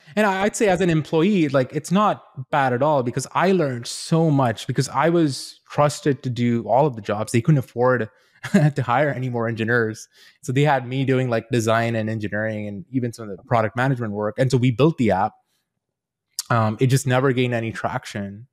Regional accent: Queenstown, Otago, New Zealand; also born or lived in India / Invercargill, New Zealand; I grew up in a very small town in New Zealand, a s, a town called Queenstown.

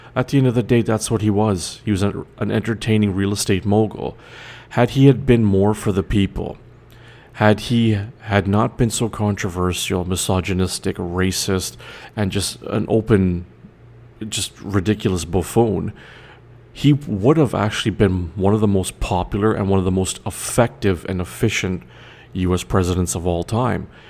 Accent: Canada; I'm Canadian

